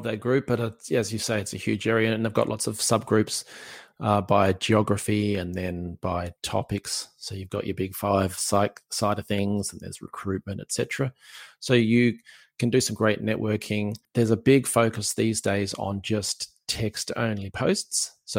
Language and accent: English; Australia; accent: Aussie; in case you want to hear my wonderful Aussie accent again.